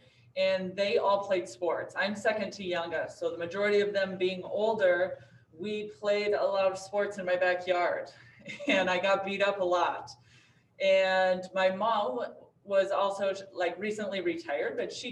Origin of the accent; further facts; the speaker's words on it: Hiko, Nevada, United States; I'm from a small town about a little over 100 miles north of here called Hyco, Nevada. It's a small like ranching community where my father was born and raised. I grew up there